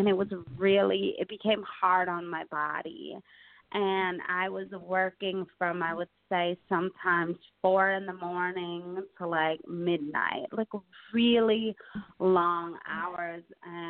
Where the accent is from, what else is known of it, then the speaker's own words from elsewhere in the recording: Detroit, Michigan, United States; moved away as an adult; now in New York City, United States; I moved here from Detroit like 15 and a half years ago. Came out here for fashion school